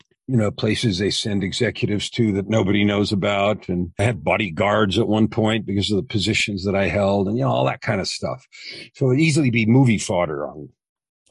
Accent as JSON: {"language": "English", "area": "San Francisco Bay Area", "region": "California", "country": "United States", "tie": "born or raised there", "said": "I was born in California, San Francisco Bay Area, grew up with two parents"}